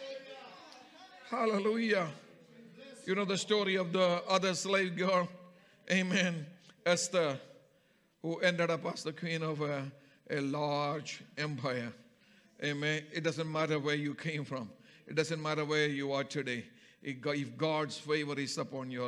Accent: Kerala, India; from my home state of Kerala

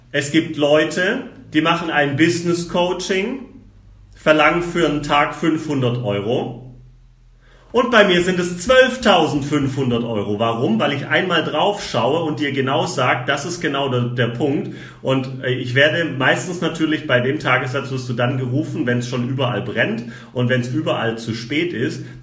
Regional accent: Baden-Württemberg, Germany; ich komme aus dem Schwabenland.

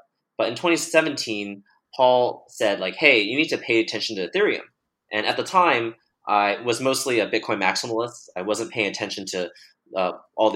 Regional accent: Bay Area, California, United States; I was born and raised in the Bay Area

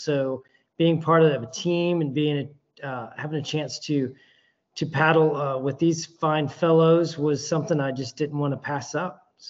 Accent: Atlanta, Georgia, United States; I'm from Atlanta, Georgia.

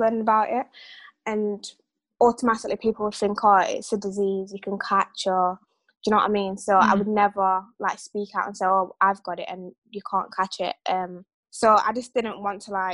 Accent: Sheffield, Yorkshire and the Humber, United Kingdom; I've grown up in Sheffield my whole life

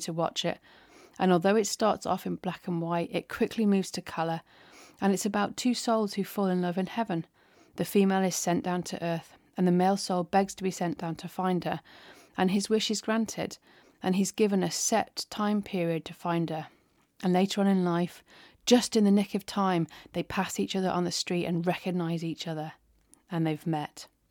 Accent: England, United Kingdom; I'm English

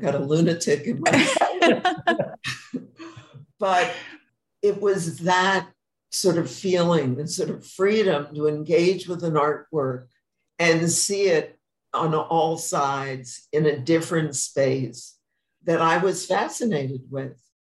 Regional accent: New York, United States; moved away as an adult; now in Palm Springs, United States; I'm a New Yorker, and I went to the Hamptons every summer

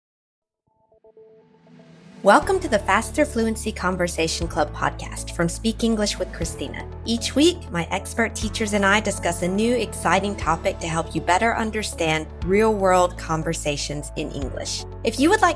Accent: United States; moved away; also born or lived in France; because I'm American

